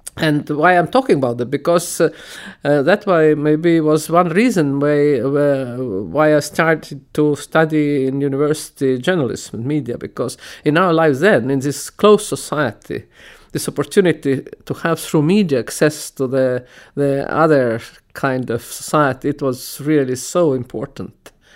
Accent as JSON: {"language": "English", "country": "Estonia", "tie": "born or raised there", "said": "I was born in Free Estonia"}